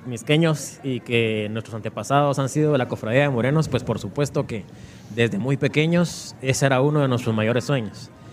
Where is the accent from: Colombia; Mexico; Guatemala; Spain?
Guatemala; Mixco, Guatemala Department; es el lugar donde nací, donde nacieron mis antepasados